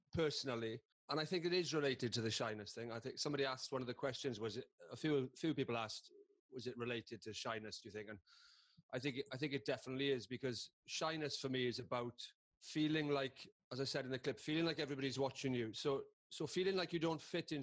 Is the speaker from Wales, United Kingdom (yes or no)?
yes; Carmarthen, Wales, United Kingdom; I am just a bloke from Carmarthen who went to a comprehensive school